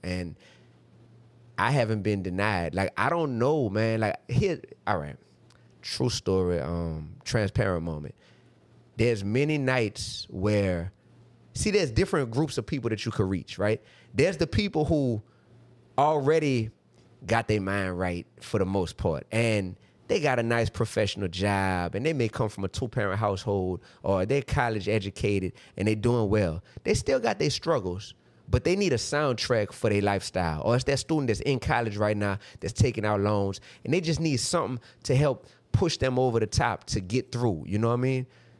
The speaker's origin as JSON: {"language": "English", "town": "New Orleans", "region": "Louisiana", "country": "United States", "said": "But I'm from New Orleans, Louisiana, bro."}